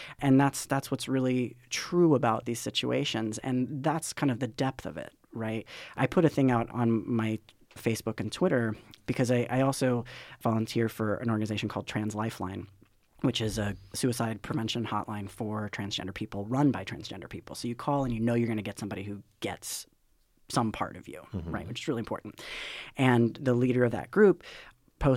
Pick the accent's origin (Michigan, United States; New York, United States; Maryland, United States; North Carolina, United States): North Carolina, United States; Charlotte; moved away; I'm from Charlotte, North Carolina